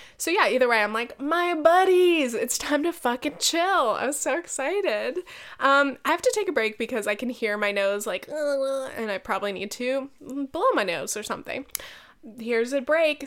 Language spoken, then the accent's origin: English; California, United States; now in New York, United States; I'm such a Californian